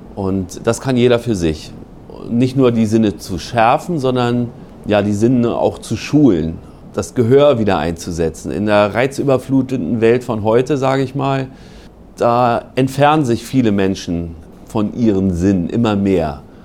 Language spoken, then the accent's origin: German; Berlin, Germany; moved away as an adult; now in Schleswig-Holstein, Germany; ich komme ursprünglich aus Berlin, in Berlin der DBV, Deutscher Bund für Vogelschutz, heute NABU. Da gab es eine ganz vernünftige Jugendgruppe